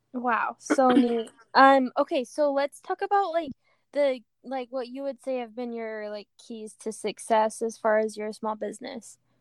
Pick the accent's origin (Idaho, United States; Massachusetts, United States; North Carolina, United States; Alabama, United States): Idaho, United States; near Rexburg; now in Provo, United States; I grew up in Idaho and the closest town was Rexburg.